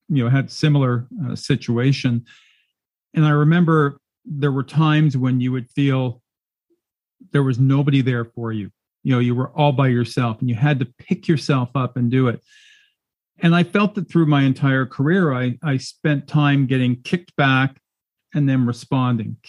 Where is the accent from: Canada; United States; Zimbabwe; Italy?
Canada; as a Canadian